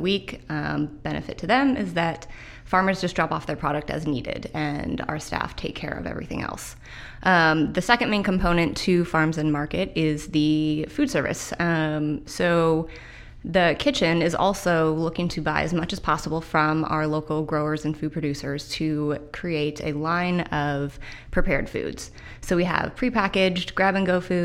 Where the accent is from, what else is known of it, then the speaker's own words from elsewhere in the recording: Redmond, Washington, United States; also born or lived in Edmonds; now in Everett, United States; I'm from the Northwest. I grew up in Redmond, and I live in South Everett now